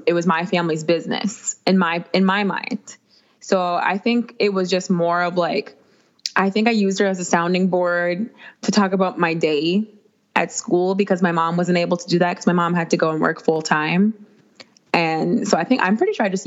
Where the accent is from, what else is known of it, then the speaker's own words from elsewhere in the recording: Minnesota, United States; I'm from Minnesota